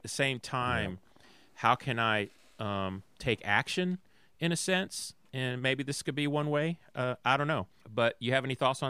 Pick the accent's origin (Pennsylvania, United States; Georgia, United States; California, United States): Georgia, United States; Atlanta; You know, I was raised in Atlanta, Georgia.